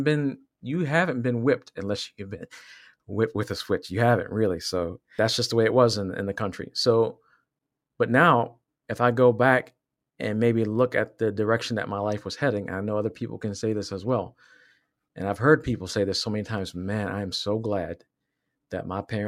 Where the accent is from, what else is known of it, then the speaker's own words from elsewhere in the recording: Virginia, United States; I was raised in Virginia. And so in Southwest Virginia.